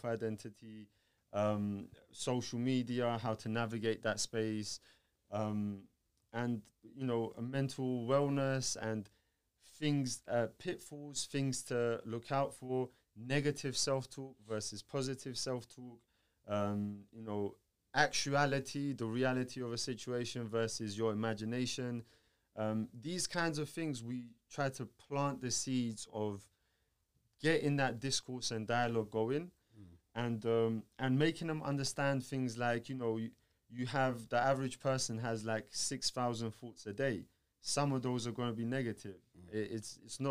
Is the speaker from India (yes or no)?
no; Georgia; moved away; I'm from Georgia, and I was at an Orthodox church